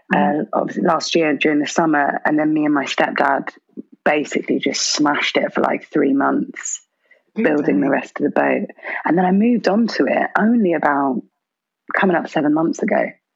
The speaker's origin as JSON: {"language": "English", "town": "Birmingham", "region": "West Midlands", "country": "United Kingdom", "tie": "born or raised there", "said": "I was born in Birmingham and I really love Brum"}